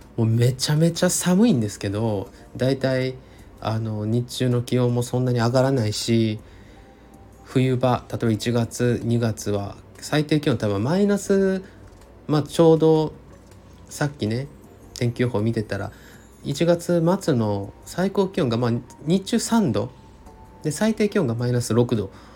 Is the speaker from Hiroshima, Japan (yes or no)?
yes; Hiroshima, Japan; also born or lived in Tokushima; now in Tokyo, Japan; 地元の広島の方にも徳島の方にも戻らず東京の自宅で